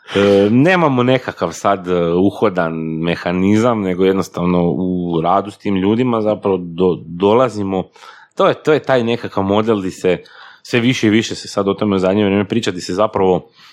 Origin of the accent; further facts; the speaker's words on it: Slavonia, Croatia; ja sam slavonac, dolazim iz Slavonije